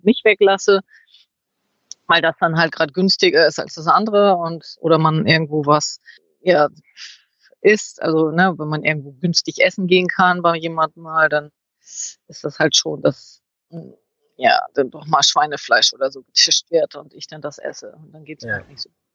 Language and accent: German; Northern Germany, Germany; moved away; bei uns in Norddeutschland